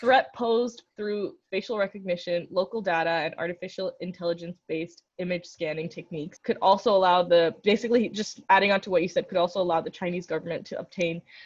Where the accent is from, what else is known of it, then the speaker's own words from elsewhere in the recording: India; as an Indian